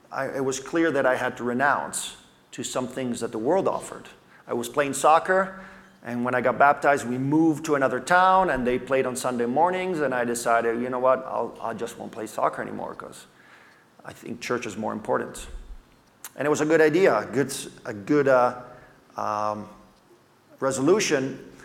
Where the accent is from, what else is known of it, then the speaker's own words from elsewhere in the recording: Italy; I grew up in Italy as a missionary kid.